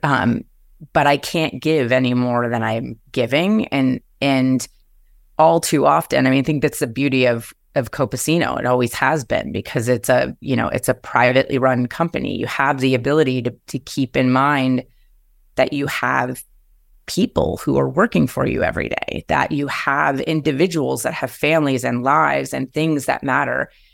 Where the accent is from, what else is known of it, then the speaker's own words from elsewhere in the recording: New Jersey, United States; moved away as an adult; now in Seattle, United States; growing up in New Jersey and c, cr, right outside of New York City